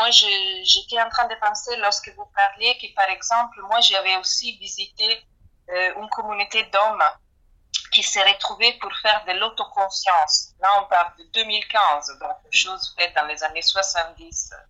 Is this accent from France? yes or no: no; Italy; moved away; je parle en tant qu'italienne.